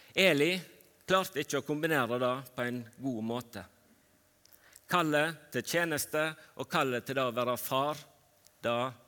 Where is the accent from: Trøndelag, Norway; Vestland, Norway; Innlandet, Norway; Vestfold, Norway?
Vestland, Norway; Fitjar; Jeg vokste opp på Fitjar på Stord